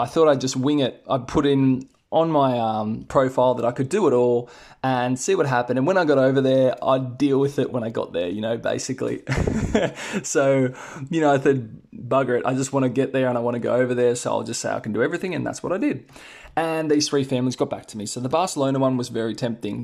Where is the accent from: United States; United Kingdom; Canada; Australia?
Australia; accent: Australian; I'm Australian, guys. If you haven't already noticed from my accent